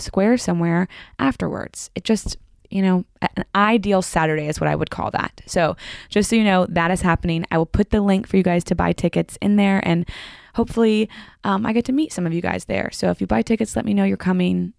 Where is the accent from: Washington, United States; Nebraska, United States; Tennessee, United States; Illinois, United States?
Tennessee, United States; Franklin; I grew up in Franklin